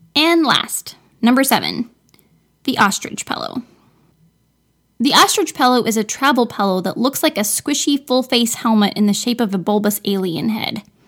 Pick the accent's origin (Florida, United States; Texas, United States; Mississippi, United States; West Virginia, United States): Florida, United States; I'm from Florida, where winter is about a week long